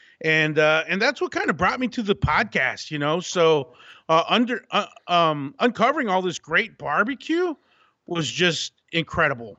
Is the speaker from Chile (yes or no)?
no; Abilene, Texas, United States; moved away as an adult; also born or lived in Austin, Texas; now in California, United States; I'm born and raised in Texas, actually West Texas in Abilene